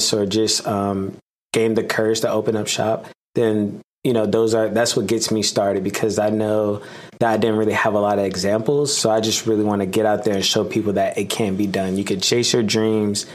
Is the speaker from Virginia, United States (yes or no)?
yes; Hampton, Virginia, United States; I'm from Hampton, Virginia